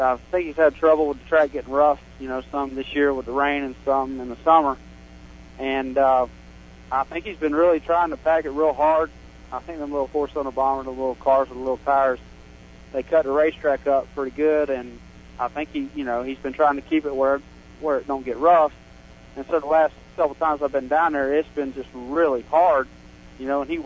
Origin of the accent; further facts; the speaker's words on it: Dover, Florida, United States; I'm from Dover, Florida, right here in Plant City